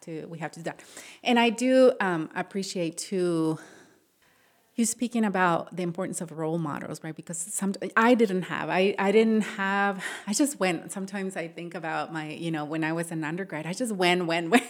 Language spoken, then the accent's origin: English; Matamoros, Tamaulipas, Mexico; now in Ohio, United States; I grew up in Matamoros